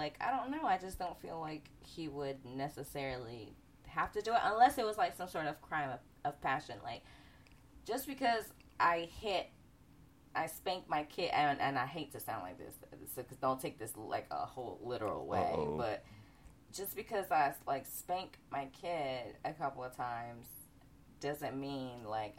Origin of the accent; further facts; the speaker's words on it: Bronx, New York, United States; I'm from the Bronx. I'm from the South Bronx.